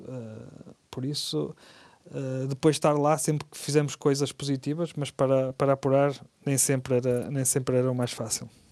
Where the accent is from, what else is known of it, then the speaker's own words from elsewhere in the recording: Portugal; como portugueses